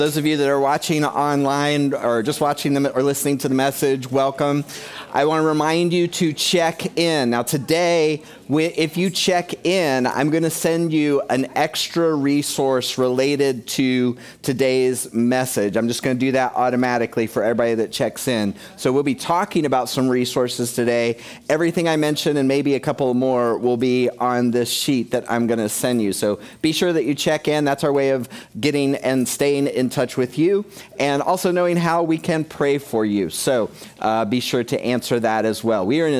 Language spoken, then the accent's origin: English; United Kingdom; I mean, we're from Britain, but you know what I'm saying.